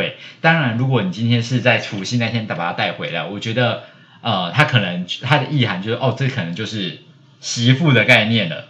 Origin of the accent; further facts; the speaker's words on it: Changhua, Changhua County, Taiwan; 因为我是彰化人嘛